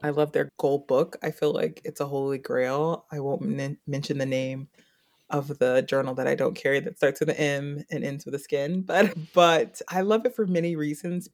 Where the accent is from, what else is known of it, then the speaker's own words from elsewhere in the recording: Washington, District of Columbia, United States; moved away as an adult; also born or lived in Atlanta / New York; now in Baltimore, United States; I'm originally from Washington, D C. I used to live approximately a hundred feet from the now National Stadium